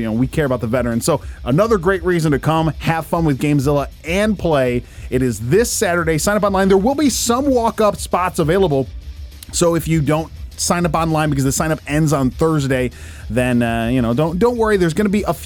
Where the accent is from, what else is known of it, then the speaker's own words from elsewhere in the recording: Westland, Michigan, United States; the city of Westland, my hometown